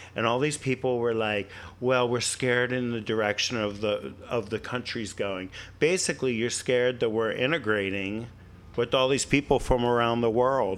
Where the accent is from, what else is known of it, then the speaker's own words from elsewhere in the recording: Pennsylvania, United States; moved away; I'm originally from Pennsylvania